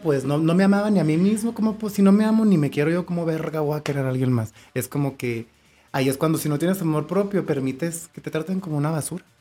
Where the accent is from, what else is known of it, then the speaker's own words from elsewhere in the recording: Mexico; como mexicanos estamos criados